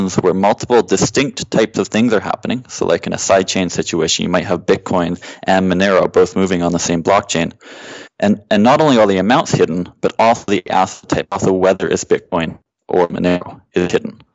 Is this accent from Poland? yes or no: no; Canada; I grew up in Canada